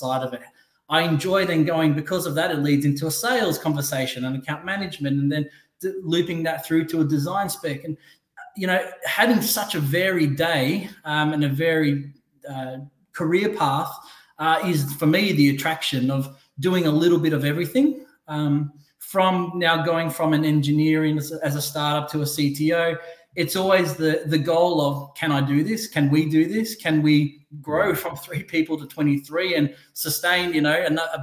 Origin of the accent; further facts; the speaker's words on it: Australia; moved away as an adult; now in Newport Beach, United States; I'm Australian, born in Australia. Came to Orange County, Newport Beach, five, almost 6 years ago with my wife.